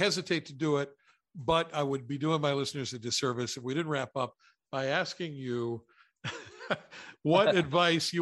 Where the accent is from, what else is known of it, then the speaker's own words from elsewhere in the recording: West Virginia, United States; moved away; my home state that I love very much, West Virginia